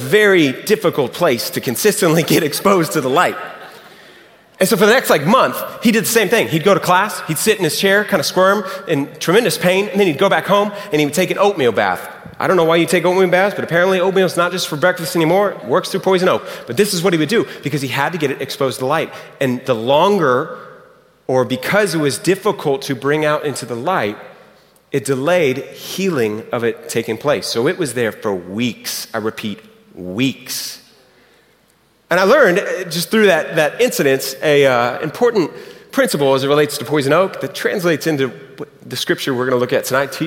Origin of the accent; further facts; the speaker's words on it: Houston, Texas, United States; moved away; It's fun to be back in Houston. I'm from Houston originally.